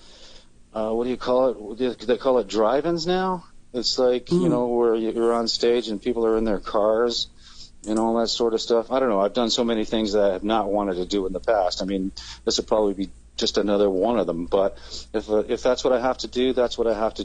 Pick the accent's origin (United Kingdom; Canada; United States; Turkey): Canada; Niagara Falls, Ontario; also born or lived in Toronto / Barrie; I was born and raised in Niagara Falls